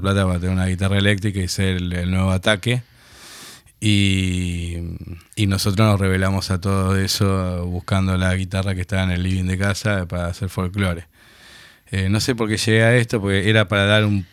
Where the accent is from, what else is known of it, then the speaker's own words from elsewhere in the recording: Buenos Aires, Argentina; also born or lived in Tucumán; Pero nos criamos acá